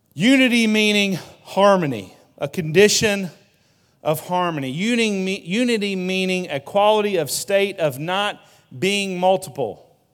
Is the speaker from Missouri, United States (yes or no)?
yes; Broseley, Missouri, United States; now in Poplar Bluff, United States; I was from Broseley.